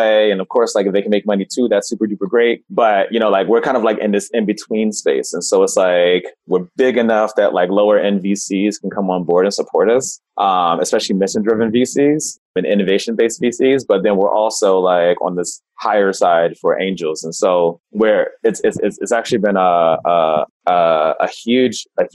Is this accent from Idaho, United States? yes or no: no; Camden, New Jersey, United States; moved away; also born or lived in Japan; I'm born and raised in Camden, New Jersey, which is right outside of Philadelphia